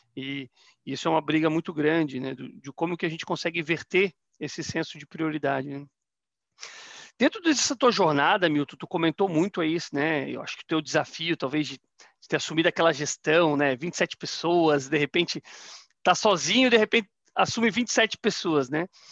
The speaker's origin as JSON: {"language": "Portuguese", "town": "Florianópolis", "region": "Santa Catarina", "country": "Brazil", "tie": "born or raised there", "also_born_or_lived": "Rondônia", "moved": "yes", "lives_now": "Curitiba, Brazil", "said": "Eu sou natural de Florianópolis"}